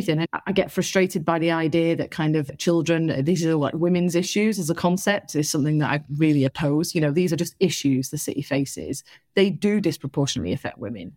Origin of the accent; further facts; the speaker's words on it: Salford, North West England, United Kingdom; moved away as an adult; also born or lived in Liverpool / Chester; now in Bristol, United Kingdom; I'm from Salford